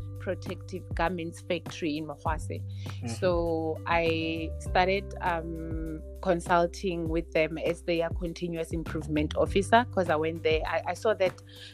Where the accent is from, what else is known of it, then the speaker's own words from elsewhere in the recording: Rustenburg, North West, South Africa; I'm from Rustenburg, and we all know that Rustenburg is the platinum belt